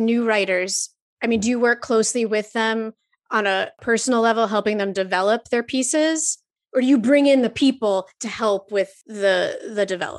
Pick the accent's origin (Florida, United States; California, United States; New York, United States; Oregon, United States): New York, United States; I grew up in New York.